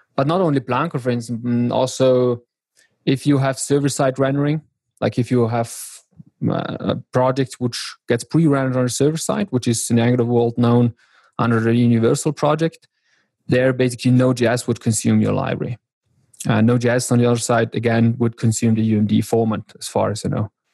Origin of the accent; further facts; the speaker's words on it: South Tyrol, Trentino-Alto Adige, Italy; I'm from South Tyrol, which is a very small region here in Italy, the very north